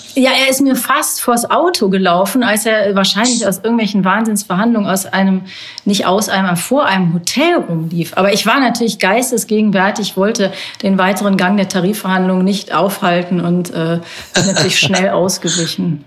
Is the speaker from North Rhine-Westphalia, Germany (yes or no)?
yes; North Rhine-Westphalia, Germany; Ich bin ja in Nordrhein-Westfalen groß geworden